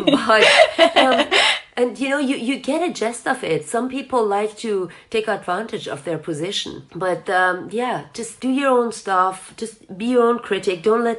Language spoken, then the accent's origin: English; Germany; English is a second language; also born or lived in Iran / United States / France / Switzerland; So I was born actually on a vacation trip of my parents in Iran. I was raised in Germany, lived the majority of my life in the US, then moved back to Europe.